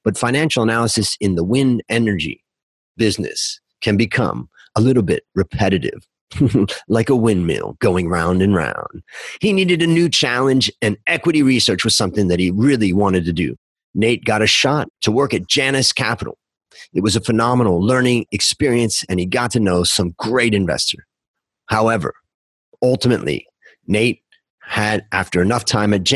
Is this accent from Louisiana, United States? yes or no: no; Ohio, United States; now in Bangkok, Thailand; traveling from Ohio, where I grew up, to California